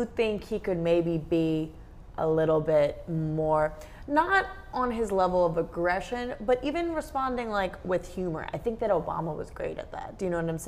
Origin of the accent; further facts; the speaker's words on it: United States; being from America